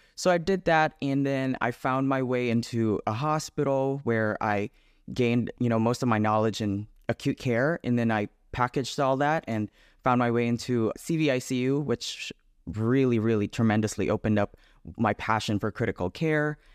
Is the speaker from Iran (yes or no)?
no; Philippines; moved away as an adult; now in United States; I was born and raised in the Philippines. I moved here when I was nineteen.